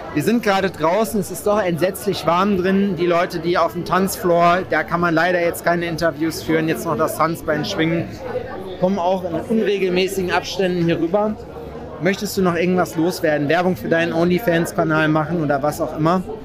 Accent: Germany; Mir als Westdeutscher

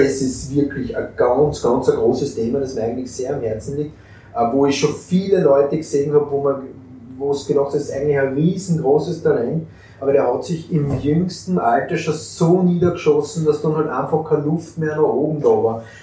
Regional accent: Austria; bei uns in Österreich

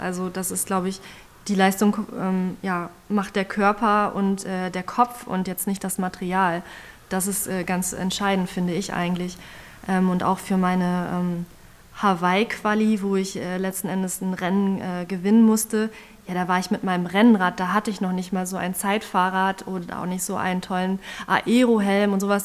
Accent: Osnabrück, Lower Saxony, Germany; ich komme hier aus Osnabrück

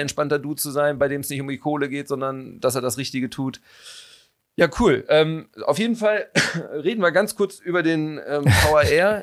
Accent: North Rhine-Westphalia, Germany; now in Cologne, Germany; dieser Teil meiner Heimat

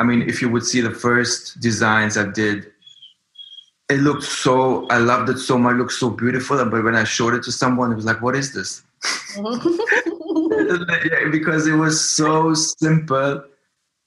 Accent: Germany; moved away as an adult; also born or lived in Frankfurt / Berlin; now in New York, United States; I come from Germany and I grew up there.

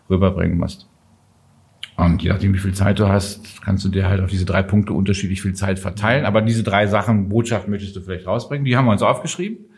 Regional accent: Düsseldorf, North Rhine-Westphalia, Germany; born there; Ich komme ja gebürtig da aus der Ecke von Düsseldorf. Das heißt, wir reden eh den ganzen Tag.

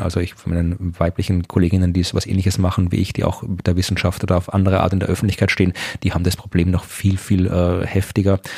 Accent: Austria; moved away as an adult; also born or lived in Jena, Thuringia, Germany; ich bin zwar in Österreich geboren, ich bin österreichischer Staatsbürger und so, also ich habe meinen bevor ich nach Deutschland übersiedelt bin, nach meinem Studium, auch mein ganzes Leben davor in Österreich verbracht

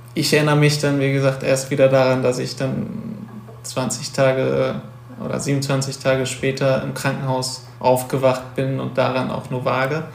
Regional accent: Wuppertal, North Rhine-Westphalia, Germany; moved away as an adult; now in Cologne, Germany; wohne zwar jetzt in Köln seit äh, sechs, sieben Jahren, und, aber ich komme ursprünglich aus Wuppertal

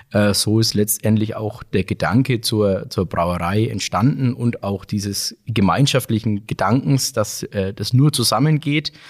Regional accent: Bamberg, Bavaria, Germany; bin auch gebürtiger Bamberger, wohne in Bamberg und liebe Bamberg und Bier

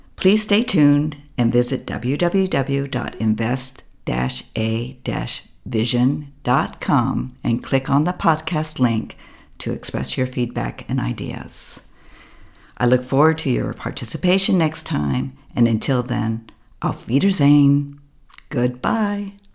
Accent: United States; moved away as an adult; now in Berlin, Germany; an American abroad

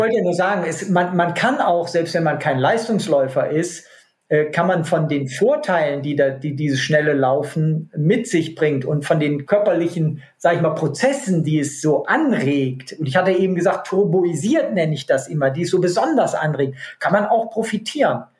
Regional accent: North Rhine-Westphalia, Germany; in meiner Heimat äh, am Niederrhein gibt es keine Berge

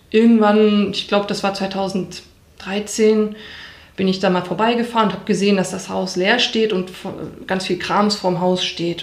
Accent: Bochum, North Rhine-Westphalia, Germany; ich bin also in Wattenscheid aufgewachsen

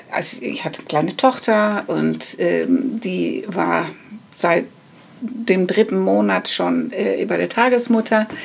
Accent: Netherlands; now in Germany; Aber okay, ich, äh, ähm, ich bin eine Holländerin.

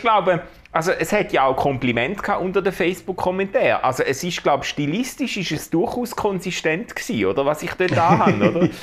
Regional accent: Schaffhausen, Switzerland; Schaffhauser, Schaffhauser äh, Cityboy

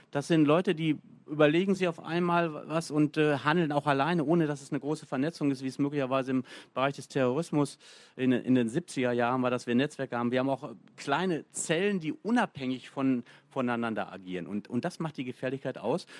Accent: Bielefeld, North Rhine-Westphalia, Germany; ich komme aus Bielefeld

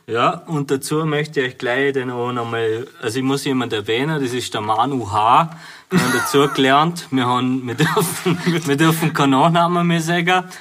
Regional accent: Bavaria, Germany; also born or lived in Vorarlberg; now in Austria; aus meiner Heimat, Bayern.

